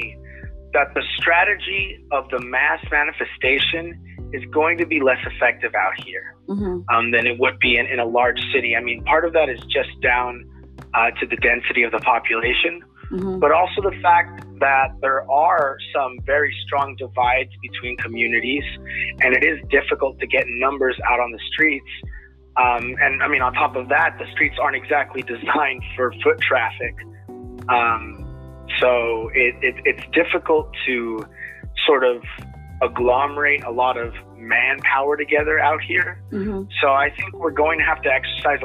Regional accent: Lamont, California, United States; now in Bakersfield, United States; I'm a young man born and raised out here in Kern County. I'm originally from Lamont, but I've lived in Bakersfield for many years now

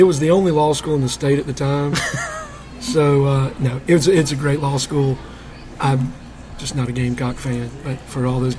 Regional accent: Greenwood, South Carolina, United States; also born or lived in Arkansas / Florence, South Carolina; I grew up in Greenwood most of my life. Went to Lakeview, East End, Emerald. I was actually born in Arkansas, but moved here as a youngster. And fell in love with Greenwood almost immediately, I'd say.

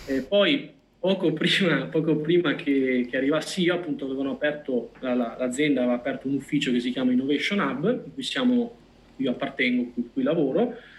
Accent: Vicenza, Veneto, Italy; io sono di Vicenza quindi ho Padova qua vicino

